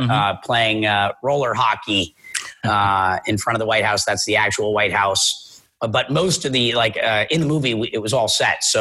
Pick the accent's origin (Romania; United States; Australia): United States; Minnesota; now in Puerto Rico; Yeah, so I'm from Minnesota originally, and I grew up as an actor, so I lived in California, and I've lived all over the world.